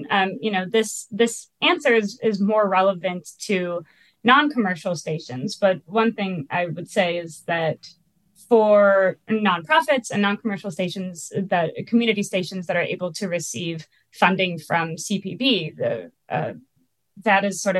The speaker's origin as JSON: {"language": "English", "town": "Minneapolis", "region": "Minnesota", "country": "United States", "tie": "born or raised there", "said": "I'm from the Midwest. I live in Minneapolis. I, I was born and raised here"}